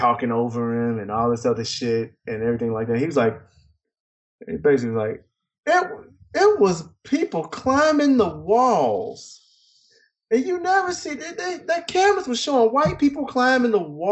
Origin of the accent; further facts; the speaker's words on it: United States; also born or lived in Texas; As an American, and I'm going to say this because I am an American